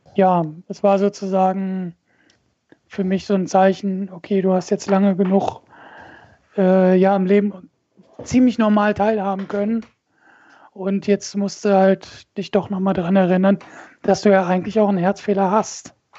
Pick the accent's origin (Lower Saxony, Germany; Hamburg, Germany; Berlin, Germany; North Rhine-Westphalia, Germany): Lower Saxony, Germany; Braunschweig; moved away as an adult; now in Wolfenbüttel, Germany; bin gebürtiger Braunschweiger